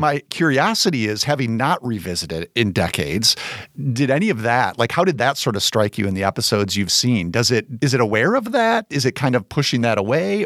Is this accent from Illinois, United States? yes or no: yes; Chicago, Illinois, United States; as a Chicagoan